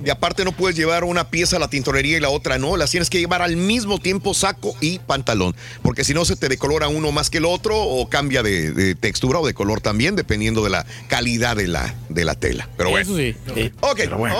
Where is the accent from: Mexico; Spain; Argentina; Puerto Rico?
Mexico; now in United States; En México pues somos así querendones, apapachones, fajadores